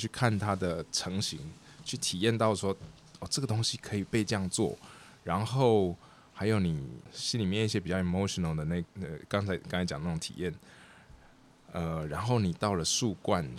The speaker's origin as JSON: {"language": "Chinese", "town": "Taichung", "country": "Taiwan", "tie": "born or raised there", "also_born_or_lived": "Amsterdam, Netherlands / Shanghai, China", "moved": "as an adult", "said": "我是在台中的台中出生长大。"}